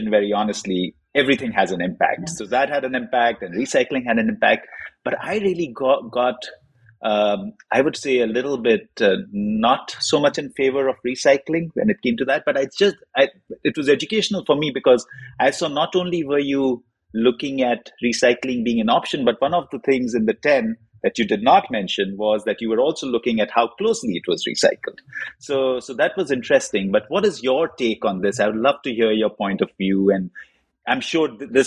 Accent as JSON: {"language": "English", "country": "India", "tie": "born or raised there", "said": "I grew up in India, and in a pulp and paper packaging environment, that's what my father did."}